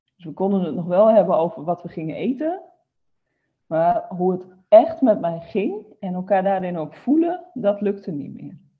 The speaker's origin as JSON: {"language": "Dutch", "region": "Groningen", "country": "Netherlands", "tie": "born or raised there", "moved": "as an adult", "lives_now": "Roden, Netherlands", "said": "Ik ben altijd opgegroeid in Groningen, dus altijd in het noorden gebleven."}